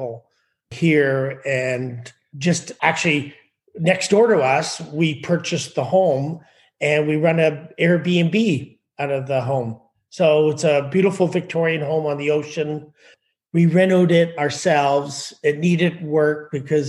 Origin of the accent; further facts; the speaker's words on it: Ottawa, Ontario, Canada; moved away as an adult; also born or lived in Oakville, Ontario; now in Beach Meadows, Canada; So I'm from Ottawa. Pretty much grew up in Ottawa, in Oakville, Ontario, and back to Ottawa, split my life in between the two and worked